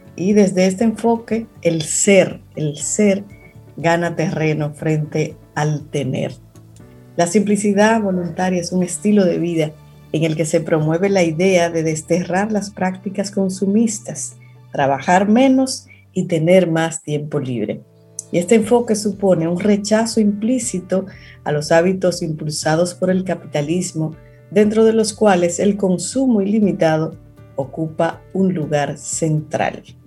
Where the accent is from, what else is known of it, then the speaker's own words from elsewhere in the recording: Cibao, Dominican Republic; tú y yo que somos cibaeños